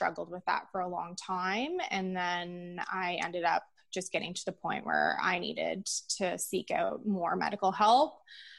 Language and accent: English; Peterborough, Ontario, Canada; It is my hometown.